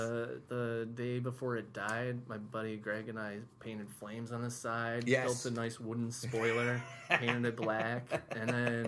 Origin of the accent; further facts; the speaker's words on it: Remsen, New York, United States; I grew up in Remsen